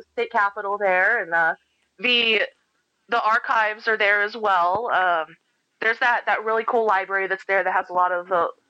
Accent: Texas, United States; as a Texan

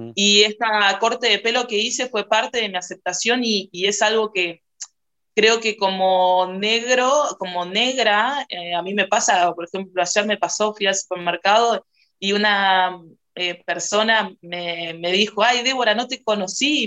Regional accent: Uruguay; yo soy una mujer negra uruguaya

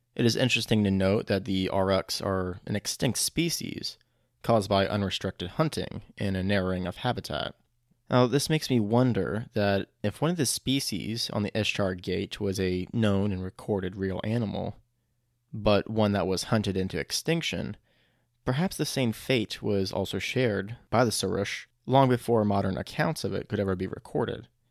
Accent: United States; as an American

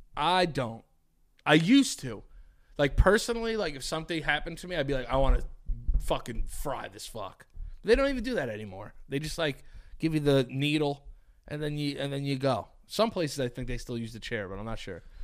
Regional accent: New York, United States; I'm from New York

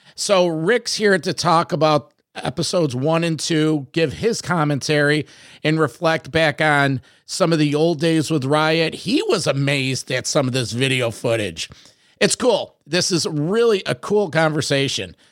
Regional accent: Rochester, New York, United States; I'm Rochester, New York

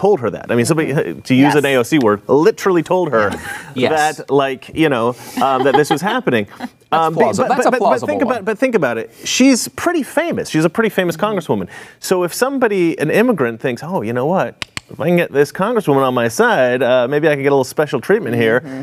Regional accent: Oregon, United States; also born or lived in Portland, Oregon; I'm from Oregon. I've lived in Portland for several years

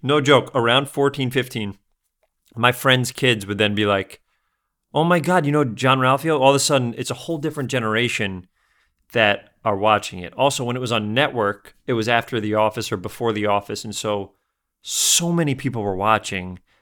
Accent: New York City, New York, United States; My parents who are from the Bronx, I'm from North Bronx, they're from the South Bronx

